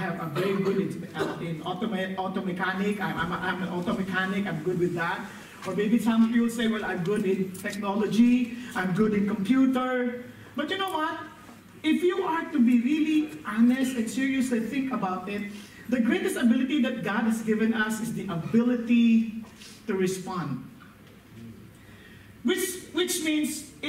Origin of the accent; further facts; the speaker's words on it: northern Philippines, Philippines; moved away; Coming from the Philippines, especially from the north, the way we speak English is very hard